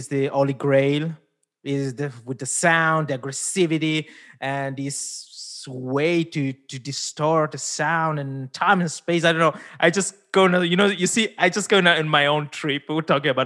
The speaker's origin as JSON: {"language": "English", "country": "Switzerland", "tie": "born or raised there", "also_born_or_lived": "India", "first_language": "Italian", "second_language": "English", "said": "I grew up here in Switzerland, born in India, but grew up here in Switzerland"}